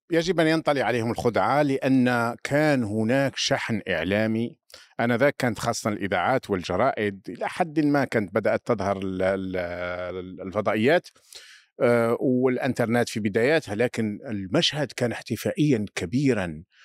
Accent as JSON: {"language": "Arabic", "country": "Algeria", "said": "عندنا في الجزائر"}